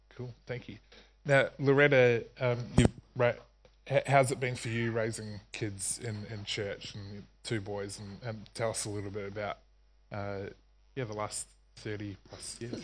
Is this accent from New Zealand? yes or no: yes; New Zealand; I grew up in New Zealand